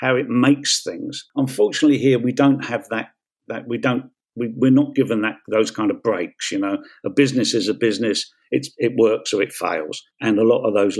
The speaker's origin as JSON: {"language": "English", "region": "London", "country": "United Kingdom", "tie": "born or raised there", "said": "while I was growing up in Peckham"}